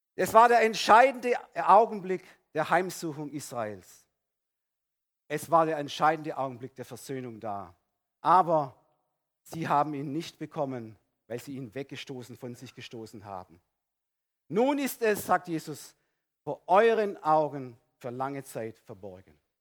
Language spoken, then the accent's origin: German; Baden-Württemberg, Germany; Bei uns in Ödesheim